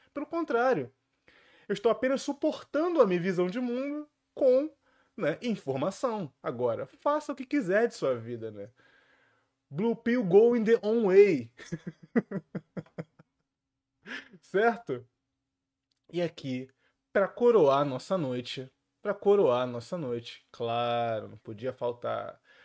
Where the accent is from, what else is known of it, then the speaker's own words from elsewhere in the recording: Rio de Janeiro, Brazil; aqui no Rio de Janeiro. Olha aqui minha terra natal sendo bem representada.